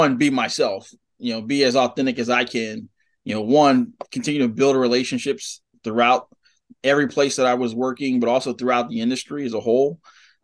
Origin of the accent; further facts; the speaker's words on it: Baltimore, Maryland, United States; moved away; here was my hometown team